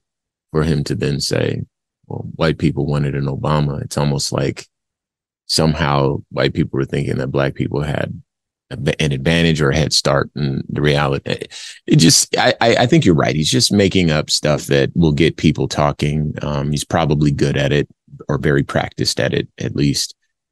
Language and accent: English; Compton, California, United States; now in Phoenix, United States; I was born in Compton, California. I live in Phoenix, Arizona